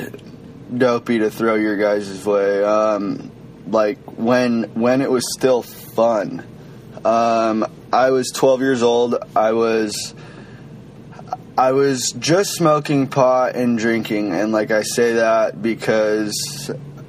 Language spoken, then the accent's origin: English; Washington, United States; I'm from Washington State